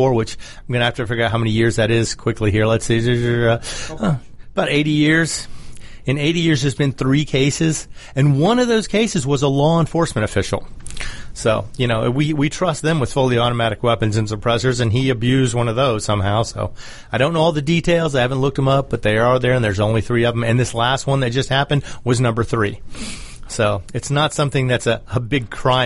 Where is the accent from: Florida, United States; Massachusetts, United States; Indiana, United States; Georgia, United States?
Georgia, United States; my home state of Georgia